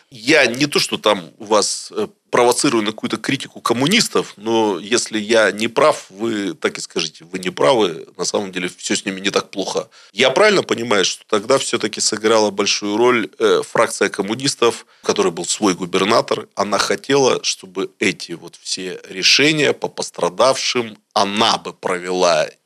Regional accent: Irkutsk, Irkutsk Oblast, Russia; вы должны понять, быть иркутянином – это быть скептиком. Ничего у нас не будет, значит, дороги у нас всегда будут плохими, все будет плохо, губернаторы будут меняться.

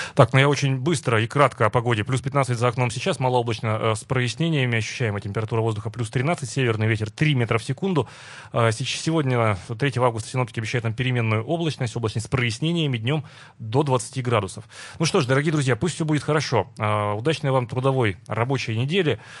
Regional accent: Perm, Perm Krai, Russia; Лично я, как пермяк

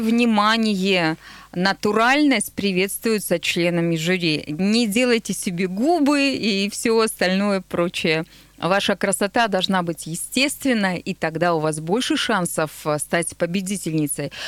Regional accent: Nizhny Tagil, Sverdlovsk Oblast, Russia; now in Yekaterinburg, Russia; я сама родом из Тагила

